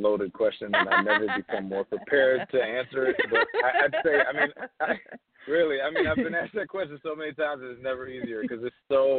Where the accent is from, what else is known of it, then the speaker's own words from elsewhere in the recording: Hackensack, New Jersey, United States; So I grew up in a house in Hackensack, New Jersey. It's my hometown. I was born and raised there.